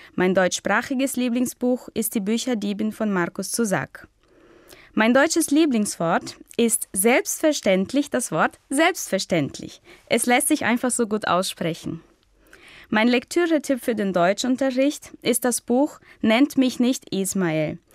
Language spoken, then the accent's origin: German; Brazil; German is a second language; Ich komme aus Brasilien und bin 1988 geboren